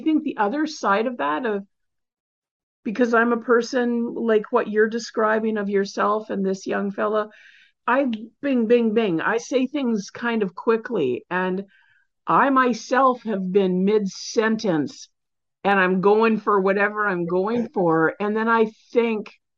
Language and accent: English; Canada; I'm Canadian